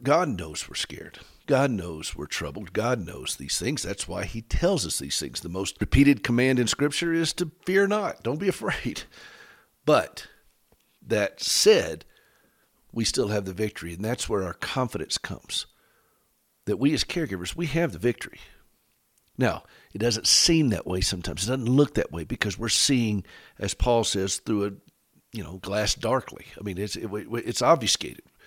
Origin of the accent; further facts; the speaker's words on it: United States; we're both from Carolina